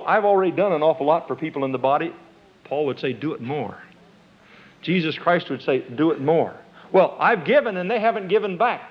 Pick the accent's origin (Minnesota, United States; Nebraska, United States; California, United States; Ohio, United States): Nebraska, United States; moved away; I was born and raised in Nebraska